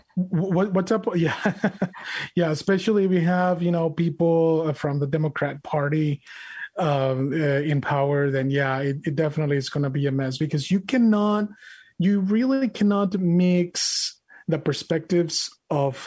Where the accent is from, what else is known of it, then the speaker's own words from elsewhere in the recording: Monterrey, Nuevo León, Mexico; English is a second language; now in United States; I'm an immigrant from Mexico, from Monterrey, Mexico